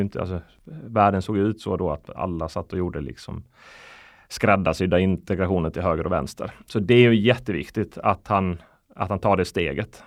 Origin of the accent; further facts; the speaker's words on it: Sweden; also born or lived in Iceland; jag är född på Island mm. eh, 82. Flyttade till Sverige 91, nio år eh, gammal